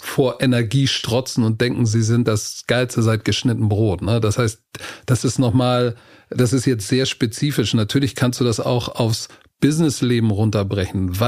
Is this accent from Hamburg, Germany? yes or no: yes; Hamburg, Germany; ich komme aus Hamburg hier. Altona, St. Pauli ist so die Gegend, wo ich als Kind aufgewachsen bin